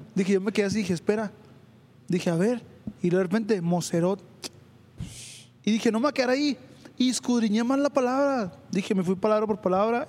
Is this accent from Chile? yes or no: no; Chihuahua, Mexico; Yo vivo en Chihuahua 2000, nací en Chihuahua 2000, es una colonia de Ciudad Chihuahua, aquí de México